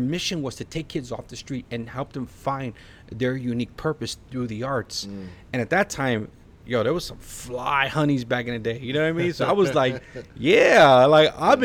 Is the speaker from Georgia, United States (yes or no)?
no; Chicago, Illinois, United States; moved away as an adult; now in South Florida, United States; I was born and raised in the inner city of Chicago.